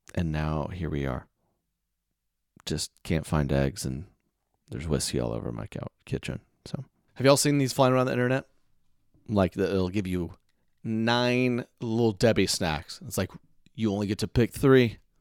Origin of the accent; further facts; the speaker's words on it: Oklahoma City, Oklahoma, United States; moved away; my hometown show in Oklahoma City was supposed to be this weekend